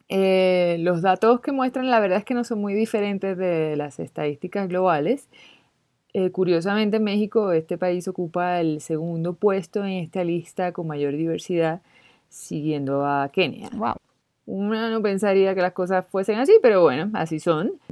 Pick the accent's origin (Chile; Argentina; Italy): Chile; Generalmente estoy muy orgullosa de ser chilena.